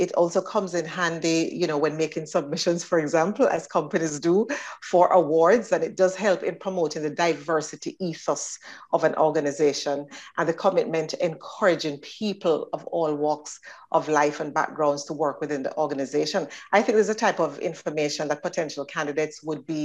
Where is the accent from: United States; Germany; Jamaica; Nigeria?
Jamaica; moved away as an adult; now in Northern Ireland; Starting back in Jamaica, which is my home country